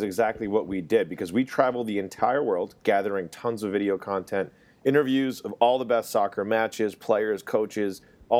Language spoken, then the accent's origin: English; New England, United States; also born or lived in London; New England Patriots, my hometown.